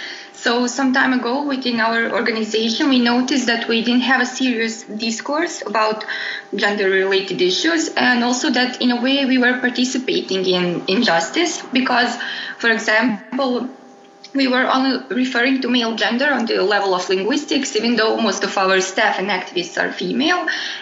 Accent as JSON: {"language": "English", "country": "Bosnia & Herzegovina", "said": "I'm from Bosnia and Herzegovina"}